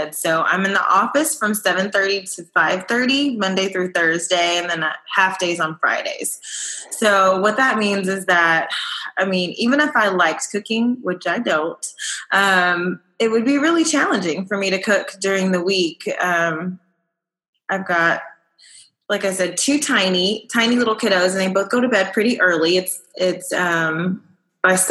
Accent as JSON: {"language": "English", "region": "Texas", "country": "United States", "tie": "born or raised there", "said": "I am a Texan. I've lived in Texas my whole life"}